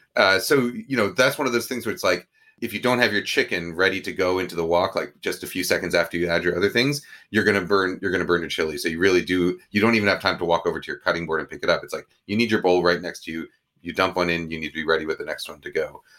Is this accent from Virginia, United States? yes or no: no; New York, United States; One that's sort of the Chinese American version that I grew up with in New York.